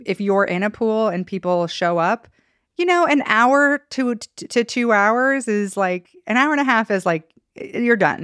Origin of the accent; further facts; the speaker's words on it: Idaho, United States; growing up in Idaho